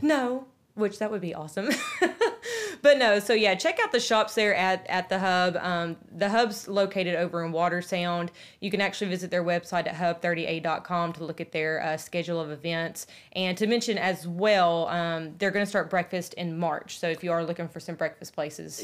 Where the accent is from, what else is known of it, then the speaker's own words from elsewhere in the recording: Nashville, Tennessee, United States; We're from Nashville